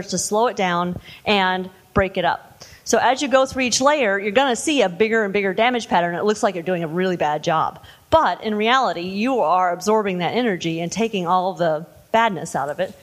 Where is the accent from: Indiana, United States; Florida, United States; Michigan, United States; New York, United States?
Indiana, United States; I grew up in I'm from Indiana